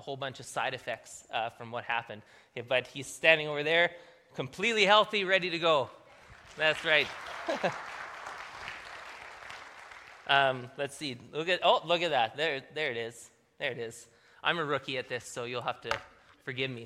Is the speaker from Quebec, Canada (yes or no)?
no; Manitoba, Canada; moved away; we're from Manitoba